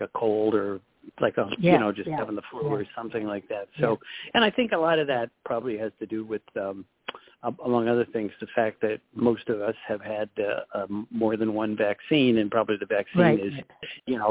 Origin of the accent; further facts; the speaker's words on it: Cleveland, Ohio, United States; also born or lived in New Jersey; now in New York City, United States; I'm from Cleveland